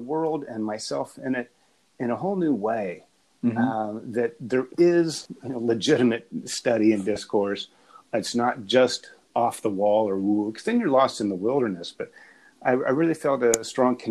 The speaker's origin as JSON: {"language": "English", "region": "Appalachia", "country": "United States", "tie": "born or raised there", "said": "I grew up in Appalachia, but I was raised in academia."}